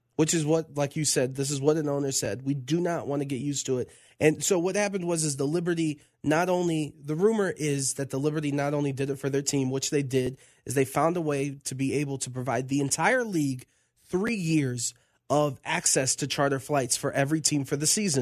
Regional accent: Tampa, Florida, United States; growing up in Tampa, Florida, around the lake and being chased by an alligator

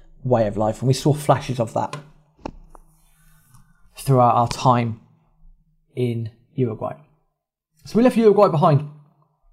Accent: England, United Kingdom; we are English, we are in Argentina

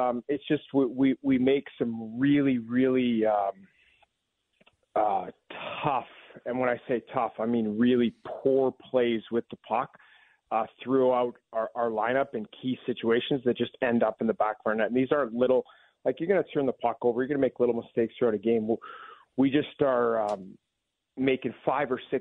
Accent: Vancouver area, British Columbia, Canada; now in Washington, United States; where I grew up in the Northwest, there's a lot of Seahawks fans up in that area, the sort of Vancouver area

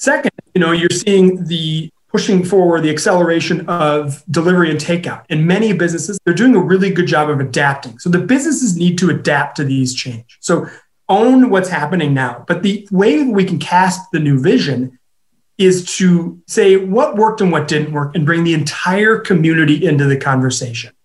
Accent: Minneapolis, Minnesota, United States; now in Madison, United States; Minneapolis, my hometown

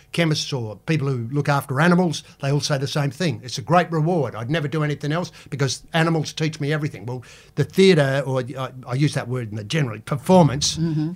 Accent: Adelaide, South Australia, Australia; growing up in Adelaide

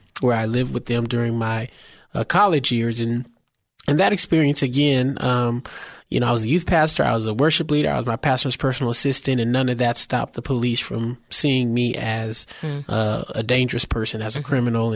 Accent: San Francisco, California, United States; born or raised there

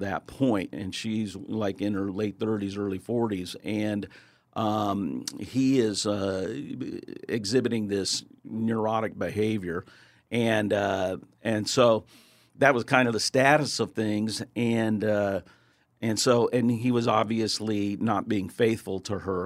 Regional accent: Kansas City, Missouri, United States; I'm born and raised in Kansas City

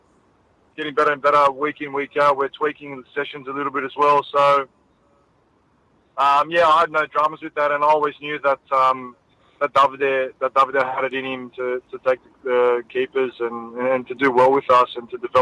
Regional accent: Sydney, New South Wales, Australia; also born or lived in Cecil Hills; I grew up in Punchbowl, and then we moved out to Cecil Hills.

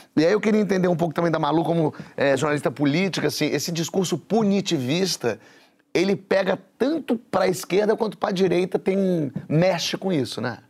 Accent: Brazil; eu como brasileiro

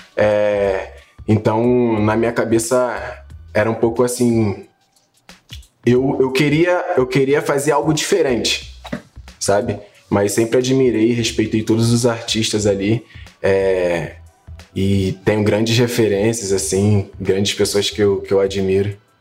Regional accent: Rio de Janeiro, Brazil; é o lugar onde eu me identifico, onde todo mundo me conhece, onde eu cresci

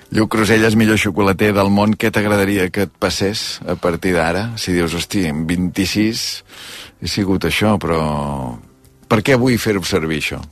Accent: Taradell, Catalonia, Spain

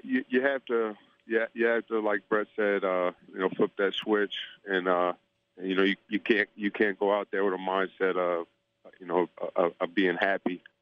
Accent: Tampa, Florida, United States; I grew up in Tampa, in Tampa, Florida.

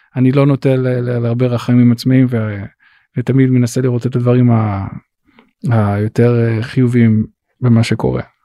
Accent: Israel; moved away as an adult; also born or lived in Los Angeles, United States; now in United States; אני ישראלי ואני מאוד, מאוד גאה בזה שאני ישראלי

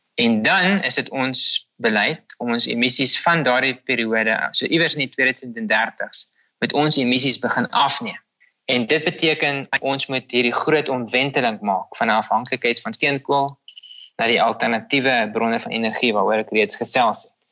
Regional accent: South Africa; Ons as Suid-Afrikaners

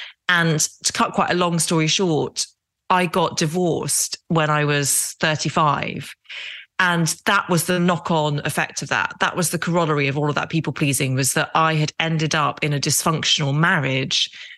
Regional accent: Derry, Northern Ireland, United Kingdom; accent: English; also born or lived in Epsom, Surrey; I speak with a very English accent, and I was born outside London in a place called Epsom in Surrey and spent the first 4 years of my life there. And then my dad got a job as a surgeon in Derry in Northern Ireland.

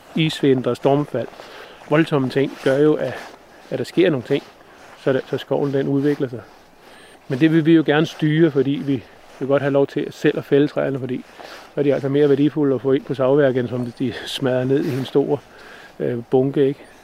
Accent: Zealand and the islands, Denmark; accent: not Jutlandic; moved away; jeg snakker heller ikke jysk. Så, så jeg har jo en fortid fra, fra Sjælland og øerne

